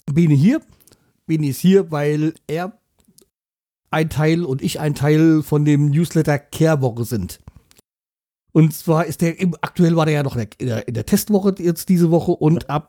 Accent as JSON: {"language": "German", "region": "Bremen", "country": "Germany", "tie": "born or raised there", "said": "weil er ja halt auch aus meiner Heimatstadt kommt, so eine besondere Geschichte. Und ansonsten hätte ich gesagt, ah, mein Gott, der hat mit mir nichts zu tun oder der hat mit Bremen nichts zu tun"}